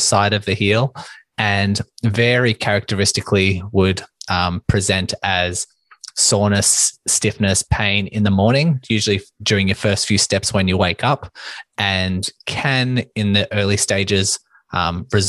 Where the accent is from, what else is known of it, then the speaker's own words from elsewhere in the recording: Melbourne, Victoria, Australia; I am from Melbourne, Australia